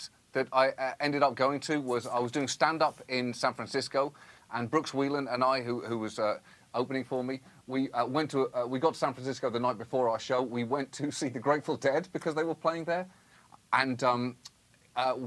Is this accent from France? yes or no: no; United Kingdom; I'm British